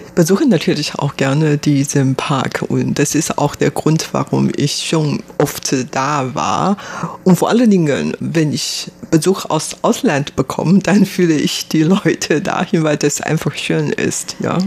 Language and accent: German; Taiwan; Ich bin hier in Taiwan geboren, aufgewachsen